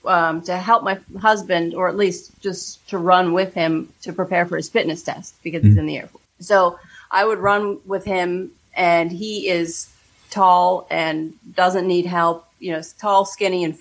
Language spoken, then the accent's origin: English; Pittsburgh, Pennsylvania, United States; moved away; I grew up on the East Coast, and in Pittsburgh